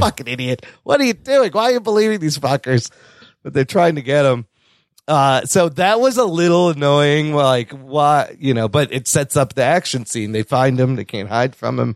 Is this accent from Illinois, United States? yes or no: yes; Chicago, Illinois, United States; born in downtown Chicago